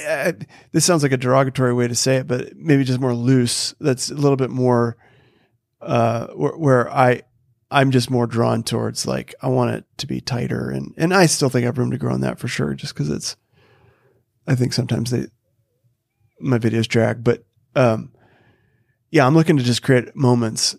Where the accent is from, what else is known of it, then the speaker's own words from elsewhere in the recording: North Dakota, United States; I grew up in North Dakota